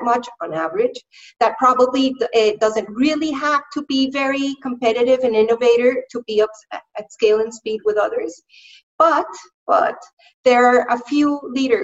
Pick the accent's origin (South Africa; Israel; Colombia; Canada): Colombia; now in London, United Kingdom; I am currently based in London in the UK, but I'm from Colombia, from South America.